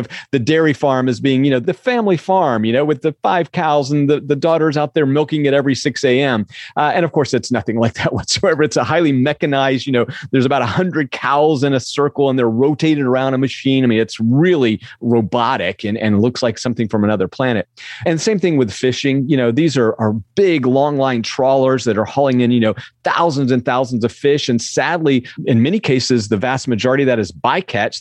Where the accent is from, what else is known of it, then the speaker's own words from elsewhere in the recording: the Southern United States, United States; We grew up in the South